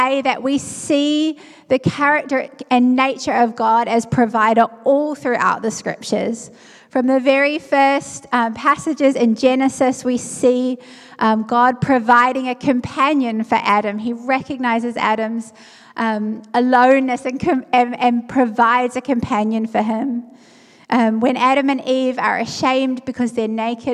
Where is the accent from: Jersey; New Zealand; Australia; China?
New Zealand; moved away as an adult; also born or lived in South Africa; I'm from New Zealand, so I left my home and everything I knew and went overseas